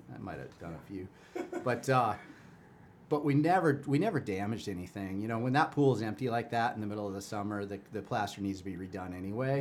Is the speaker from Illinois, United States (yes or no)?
yes; Chicago, Illinois, United States; moved away; I grew up in Chicago